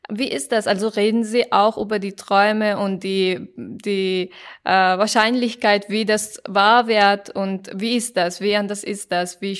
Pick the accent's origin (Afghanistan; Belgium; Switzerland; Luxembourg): Afghanistan; German is a second language; now in Germany; ich komme aus Afghanistan und äh, wenn ich hier war und wenn ich, äh, also 2015 war ich hier